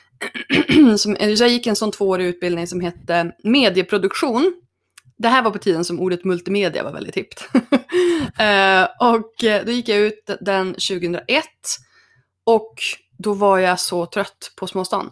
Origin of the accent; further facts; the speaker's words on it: Örnsköldsvik, Västernorrland County, Sweden; moved away as an adult; also born or lived in Stockholm / New York; Men jag är från, eh, född och uppvuxen i Örnsköldsvik